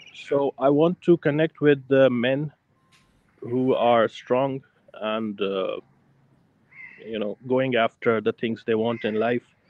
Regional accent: Pakistan; I'm from Pakistan

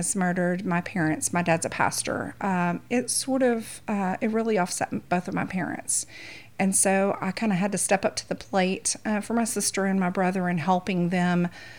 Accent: East Texas, United States; moved away as an adult; now in Louisiana, United States; I'm actually from East Texas. Okay. And a Texas raised, born and raised girl. Married a Louisiana boy. That's how I ended up in Louisiana.

